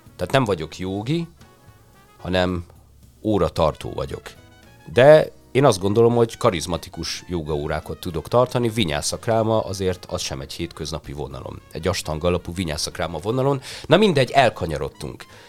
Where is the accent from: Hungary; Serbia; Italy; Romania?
Hungary; én már itt születtem Magyarországon